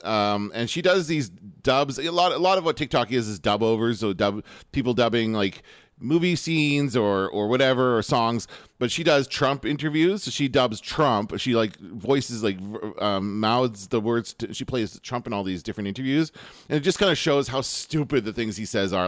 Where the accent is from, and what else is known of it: Canada